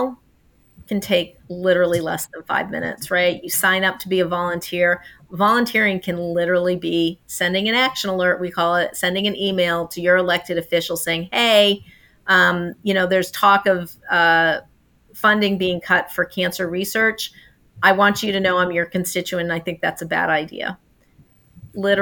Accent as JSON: {"language": "English", "region": "Maine", "country": "United States", "tie": "born or raised there", "moved": "yes", "said": "I grew up in Maine"}